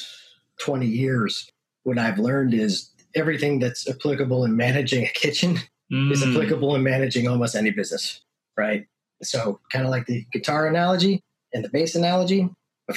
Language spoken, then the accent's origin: English; Northeast, United States; moved away as an adult; also born or lived in Hyde Park, New York; now in Texas, United States; I'm from the Northeast, actually. So moved down to Texas in 2009, work related